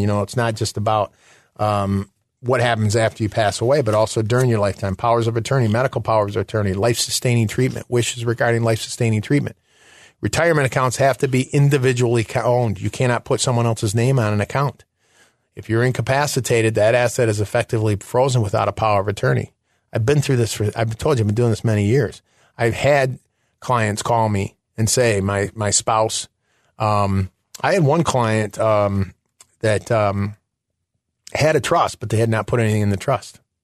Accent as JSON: {"language": "English", "region": "Michigan", "country": "United States", "also_born_or_lived": "Chicago", "moved": "yes", "said": "I'm originally from Michigan"}